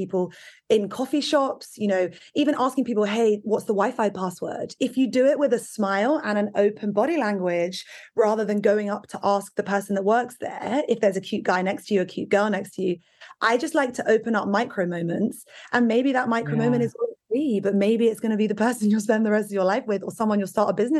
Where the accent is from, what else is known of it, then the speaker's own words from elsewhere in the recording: England, United Kingdom; that's because I come from Britain.